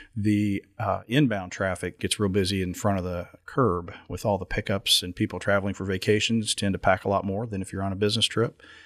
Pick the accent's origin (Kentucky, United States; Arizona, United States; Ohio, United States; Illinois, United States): Kentucky, United States; Lexington; my hometown airport